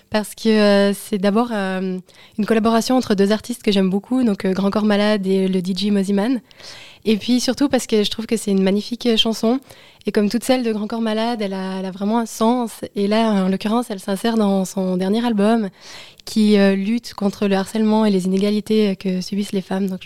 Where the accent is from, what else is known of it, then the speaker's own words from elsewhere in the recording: Saint-Maurice, Valais, Switzerland; alors, euh, j'ai 26 ans, j'ai grandi à Saint-Maurice, j'ai fait toutes mes écoles à Saint-Maurice jusqu'au collège.